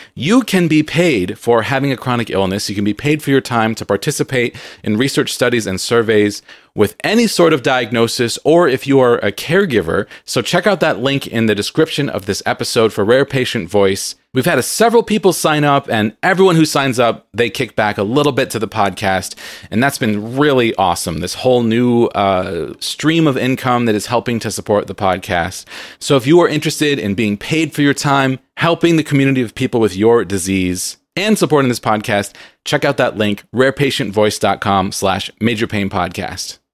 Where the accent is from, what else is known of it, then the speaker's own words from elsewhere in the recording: California, United States; I'm from Calif-, I am a Valley girl from